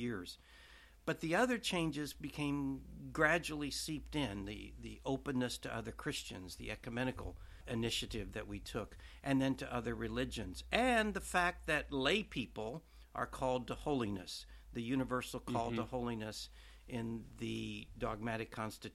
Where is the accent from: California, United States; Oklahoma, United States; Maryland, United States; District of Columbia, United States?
Oklahoma, United States; moved away as an adult; also born or lived in New York / St. Louis; now in Washington, United States; I grew up in Oklahoma, and I went to a minor seminary in 1960 for high school